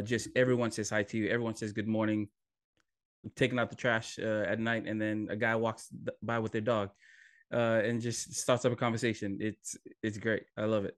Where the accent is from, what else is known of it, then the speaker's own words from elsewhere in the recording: Hawaii, United States; moved away as an adult; also born or lived in Fiji / California; now in Swansea, United Kingdom; I am originally from Fiji, uh, then grew up in Hawaii, uh, went to school in college in California